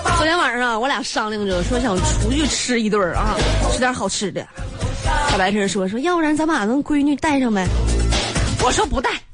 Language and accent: Chinese; Northeast China, China; 大家都知道我是东北人啊